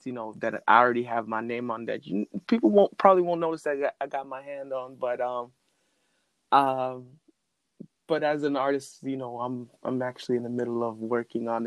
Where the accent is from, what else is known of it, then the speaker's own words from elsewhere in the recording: North Miami, Florida, United States; also born or lived in Pembroke Pines, Florida; I've been born and raised in Miami. Born specifically north. It's a city called North Miami, Florida